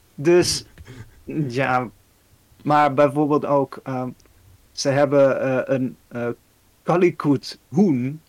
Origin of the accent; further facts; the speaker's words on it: Netherlands; ik als Nederlander